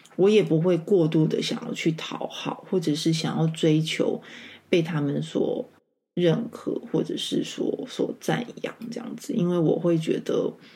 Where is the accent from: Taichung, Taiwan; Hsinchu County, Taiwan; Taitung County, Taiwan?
Taichung, Taiwan; moved away as an adult; now in Taipei, Taiwan; 我是台中长大的孩子